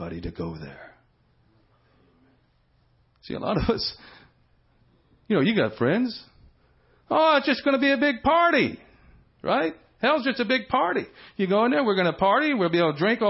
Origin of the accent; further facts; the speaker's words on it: Houston, Texas, United States; I grew up in Houston